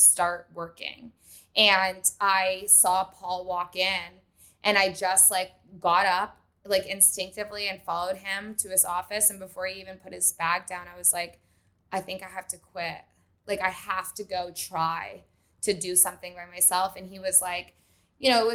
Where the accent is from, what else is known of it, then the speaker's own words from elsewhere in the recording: Vermont, United States; moved away as an adult; now in Los Angeles, United States; I grew up in Vermont